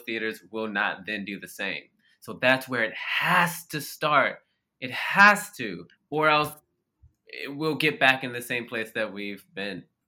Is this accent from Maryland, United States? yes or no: yes; Baltimore, Maryland, United States; I grew up in Baltimore, Maryland, which is a largely black city